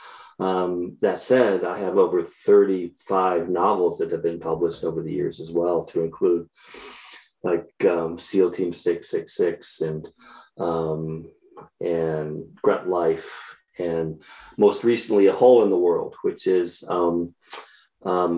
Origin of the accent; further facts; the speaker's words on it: Chattanooga, Tennessee, United States; also born or lived in Sioux Falls, South Dakota; I eventually meandered my way to Tennessee, where I grew up, Eastern Tennessee, as a matter of fact, Chattanooga.